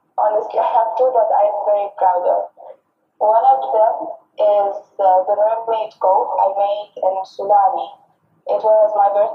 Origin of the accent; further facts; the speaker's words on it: Lebanon; I am from Lebanon. And I live in Lebanon